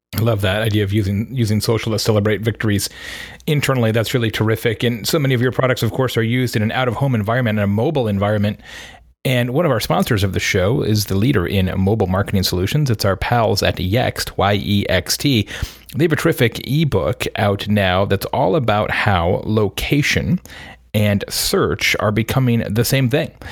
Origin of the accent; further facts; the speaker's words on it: Arizona, United States; I grew up in Arizona